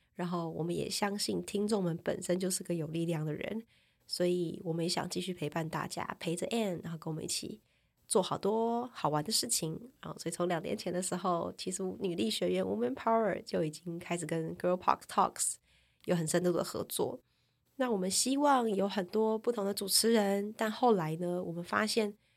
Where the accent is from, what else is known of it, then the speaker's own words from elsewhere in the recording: Taichung, Taiwan; moved away as an adult; also born or lived in Taipei; 我是个台中人